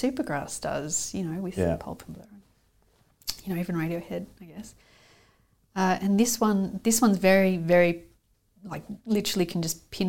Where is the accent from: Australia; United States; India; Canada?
Australia; now in United Kingdom; I like to think of it as just being able to survive socially, so that people can go, oh, you're Australian.